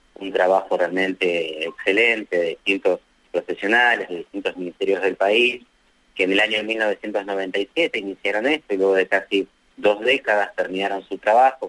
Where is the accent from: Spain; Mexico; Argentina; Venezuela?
Argentina; nuestra Cancillería Nacional